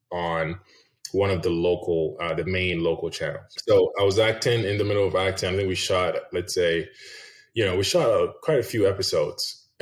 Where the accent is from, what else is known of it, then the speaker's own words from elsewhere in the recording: Ghana; English is a second language; But I so yeah, I was born and raised in Ghana, West Africa.